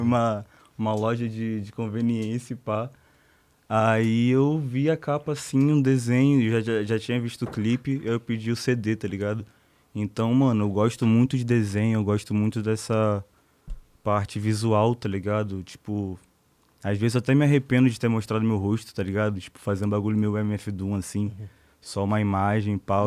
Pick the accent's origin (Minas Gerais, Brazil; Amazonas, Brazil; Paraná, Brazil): Amazonas, Brazil; Manaus; also born or lived in Salvador, Bahia / Rio de Janeiro; now in São Paulo, Brazil; Nasci em Salvador, mas eu fui criado em Manaus